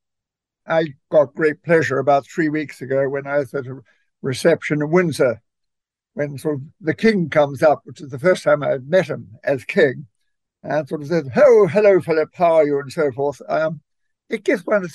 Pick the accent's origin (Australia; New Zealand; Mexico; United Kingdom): New Zealand; moved away; I come from New Zealand